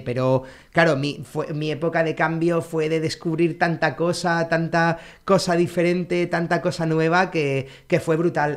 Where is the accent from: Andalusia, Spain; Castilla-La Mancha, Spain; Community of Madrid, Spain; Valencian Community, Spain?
Valencian Community, Spain; Alicante; also born or lived in Santa Cruz de Tenerife; Entonces yo a los seis años me fui de Tenerife a, Alicante